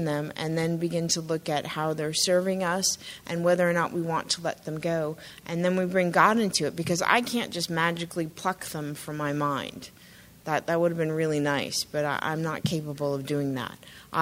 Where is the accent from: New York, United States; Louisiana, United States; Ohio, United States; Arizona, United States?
Arizona, United States; moved away; I grew up largely in Arizona